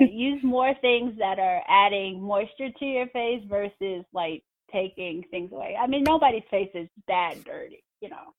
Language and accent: English; Mississippi, United States; we grew up in Mississippi